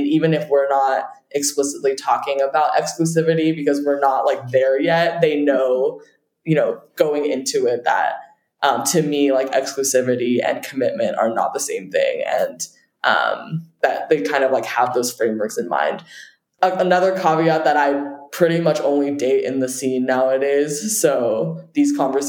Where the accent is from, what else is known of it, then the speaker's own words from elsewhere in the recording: Beijing, China; I will say I did grow up internationally as well. And so I came from different culture altogether. I grew up partially in Beijing, where the dating culture is very different.